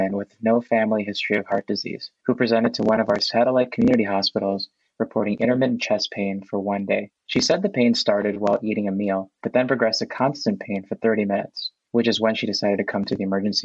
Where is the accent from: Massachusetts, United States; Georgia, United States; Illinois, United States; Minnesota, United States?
Illinois, United States; Chicago; moved away as an adult; also born or lived in Bay Area / Southern California; now in Los Angeles, United States; I was born and raised in Chicago